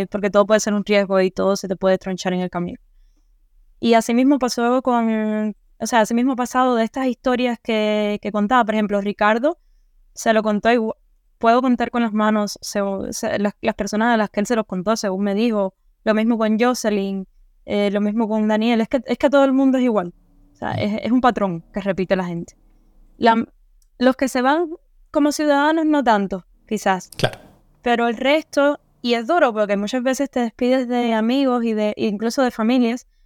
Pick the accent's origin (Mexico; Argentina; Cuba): Cuba; moved away; No, yo salí de Cuba con la decisión tomada.